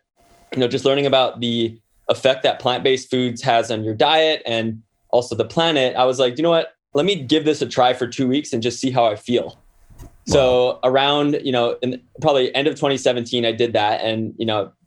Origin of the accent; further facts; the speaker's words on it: Hawaii, United States; moved away as an adult; also born or lived in New York City; growing up in Hawaii